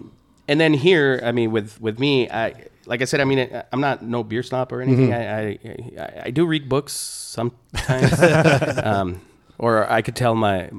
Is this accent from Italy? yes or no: no; Ciudad Juárez, Chihuahua, Mexico; now in United States; I'm originally from Juarez.